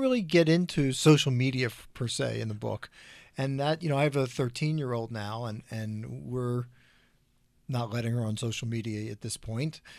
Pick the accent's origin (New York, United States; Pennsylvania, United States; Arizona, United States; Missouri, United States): Pennsylvania, United States; Philadelphia; now in Colorado, United States; I grew up in Philadelphia as well